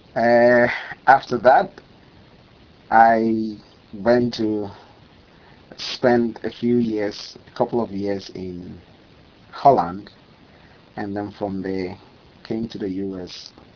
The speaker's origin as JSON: {"language": "English", "town": "Kumasi", "region": "Ashanti", "country": "Ghana", "tie": "born or raised there", "also_born_or_lived": "Eastern Region, Ghana / Tema, Ghana", "moved": "yes", "said": "I'm from Kumasi. I'm literally from Kumasi, uh, in the forest belt of Ghana"}